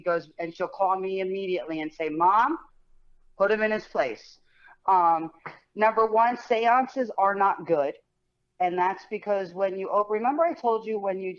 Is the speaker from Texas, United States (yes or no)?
no; Colts Neck, New Jersey, United States; I grew up in Colts.